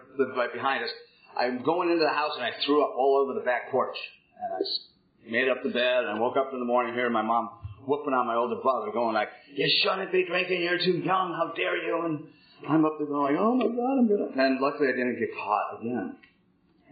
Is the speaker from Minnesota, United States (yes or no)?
yes; Minneapolis, Minnesota, United States; also born or lived in North Dakota; I was born in 1959 in Minneapolis, Minnesota, to a upper-middle-class family